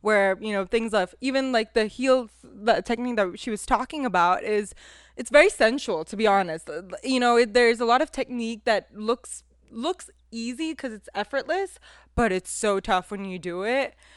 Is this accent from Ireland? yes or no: no; California, United States; also born or lived in India; I'm from Cali